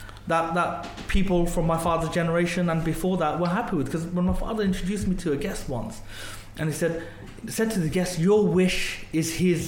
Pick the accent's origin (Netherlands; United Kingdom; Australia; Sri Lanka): United Kingdom; Birmingham, West Midlands; I'm a Brumby born and bred